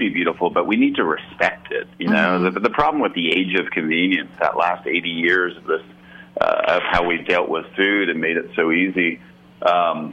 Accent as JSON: {"language": "English", "country": "Canada", "tie": "born or raised there", "also_born_or_lived": "Ottawa, Ontario / Montreal, Quebec", "moved": "yes", "said": "growing up in Ottawa and Montreal"}